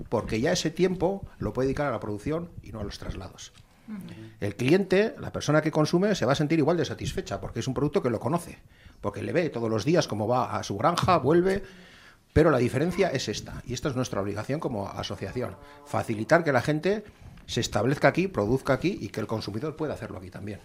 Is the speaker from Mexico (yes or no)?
no; Zaldón, Basque Country, Spain; Estaba en Zaldón, en mi pueblo